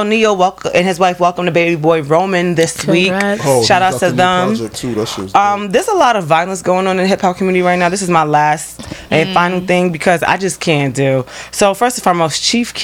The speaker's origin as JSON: {"language": "English", "town": "New York City", "region": "New York", "country": "United States", "tie": "born or raised there", "said": "I love Harlem. Born and raised."}